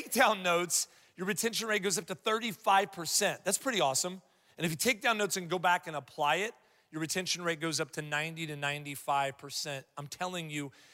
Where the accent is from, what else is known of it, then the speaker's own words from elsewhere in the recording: Columbus, Ohio, United States; moved away; I'm from Columbus, Ohio originally